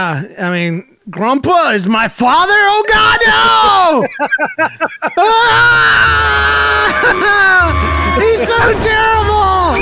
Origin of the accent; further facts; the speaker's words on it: Georgia, United States; I'm from Georgia.